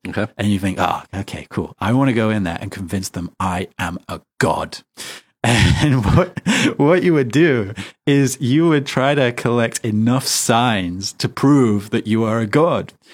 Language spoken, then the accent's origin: English; United Kingdom; I, am British